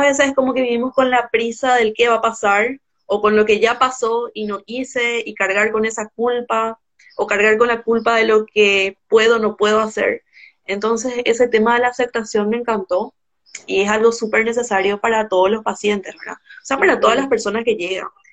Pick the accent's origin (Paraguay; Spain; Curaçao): Paraguay; soy de Paraguay